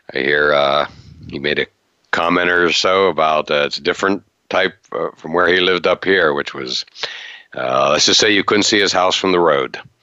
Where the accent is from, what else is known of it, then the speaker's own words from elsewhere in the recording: Western Pennsylvania, United States; As a Steelers guy growing up in Western PA